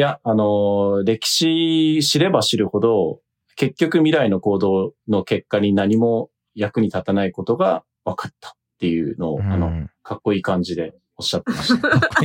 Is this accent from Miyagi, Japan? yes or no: yes; Miyagi, Japan; 東北出身、宮城県のちっちゃい、あの、田舎出身だったんで